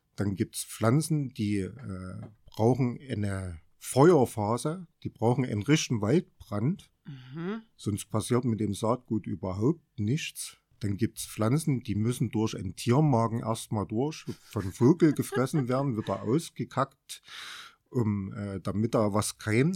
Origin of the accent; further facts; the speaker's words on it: Sonnenberg, Saxony, Germany; also born or lived in Erfurt; ich bin eigentlich schon immer auf dem Sonnenberg groß geworden